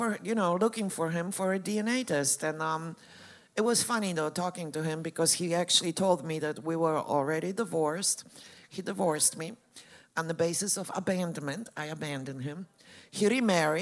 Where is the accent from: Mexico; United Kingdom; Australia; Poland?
Poland; moved away; I'm from Poland. I grew up Catholic.